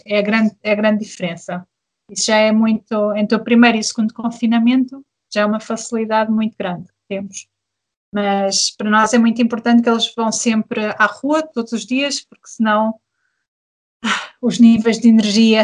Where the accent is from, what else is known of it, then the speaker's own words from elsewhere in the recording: Portugal; moved away as an adult; also born or lived in Germany; now in Berlin, Germany; Eu sou portuguesa e o meu marido é camaronês